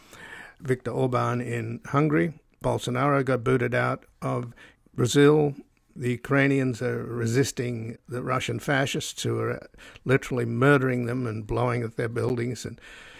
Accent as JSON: {"language": "English", "country": "Australia", "tie": "born or raised there", "moved": "yes", "lives_now": "United States", "said": "I was born in Australia, so I'm a descendant from convicts."}